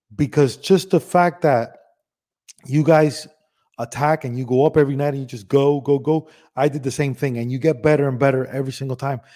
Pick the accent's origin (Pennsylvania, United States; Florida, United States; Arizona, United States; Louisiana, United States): Florida, United States; Miami; moved away as an adult; also born or lived in Cuba / Spain / Los Angeles; Then we went to Miami. Lived in Miami for my whole life.